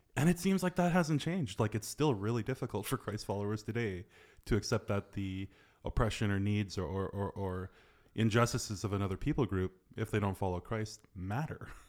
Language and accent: English; reserve near Fort St. John, British Columbia, Canada; like my hometown, like I was born on the original reserve of my great-grandfather